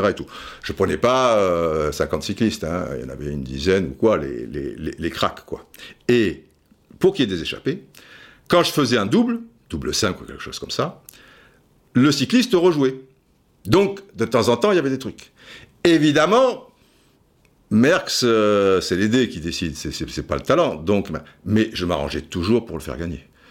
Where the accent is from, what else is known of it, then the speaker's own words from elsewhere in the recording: Cannes, Provence-Alpes-Côte d'Azur, France; also born or lived in Brazzaville, Republic of the Congo; le mec qui arrive de, Cannes